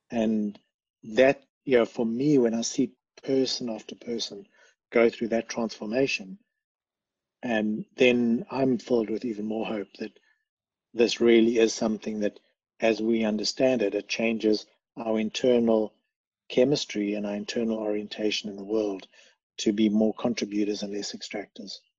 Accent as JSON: {"language": "English", "country": "South Africa", "moved": "yes", "said": "we come from South Africa"}